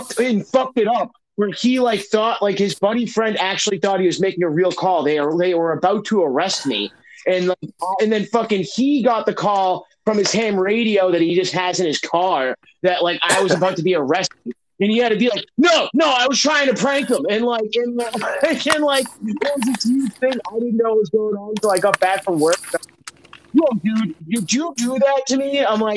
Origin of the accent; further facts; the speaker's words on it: Massachusetts, United States; I'm from Mass